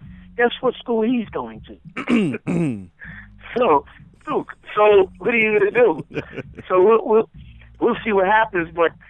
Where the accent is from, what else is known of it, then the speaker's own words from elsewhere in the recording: New York City, New York, United States; growing up in New York City